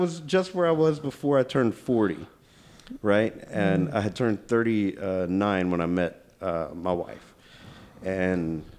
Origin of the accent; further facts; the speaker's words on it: Kennefic, Texas, United States; I grew up in a weird kind of family. So I was in the River Bottom growing up in Kennefic. Mm. My dad is half Chinese, and he grew up in Dayton, Texas.